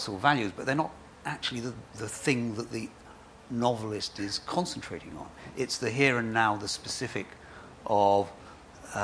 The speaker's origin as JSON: {"language": "English", "region": "England", "country": "United Kingdom", "said": "I am an English novelist"}